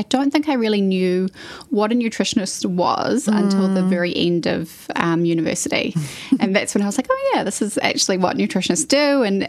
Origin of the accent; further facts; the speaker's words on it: North Shore, Auckland, New Zealand; I grew up on the North Shore. I spent my whole sort of childhood there. And then once I finished at Rangitoto College, I took off to the UK, where I was living for a year, did the classic kind of gap year situation.